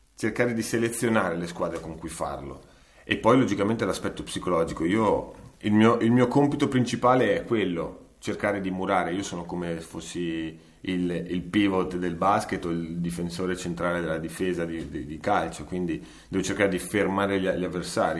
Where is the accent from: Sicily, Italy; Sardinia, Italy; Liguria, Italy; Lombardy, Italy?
Lombardy, Italy; Como; io sono di Como, quindi andavo allo stadio Senigalli